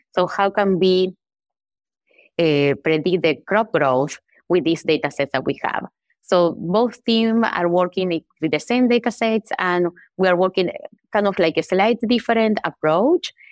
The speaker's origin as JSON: {"language": "English", "country": "Uruguay", "tie": "born or raised there", "moved": "as an adult", "said": "I am from Uruguay. I was born there and grew up, and I did my undergraduate there"}